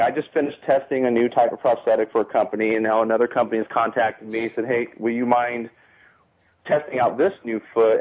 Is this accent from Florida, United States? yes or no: no; San Diego, California, United States; moved away; I'm from San Diego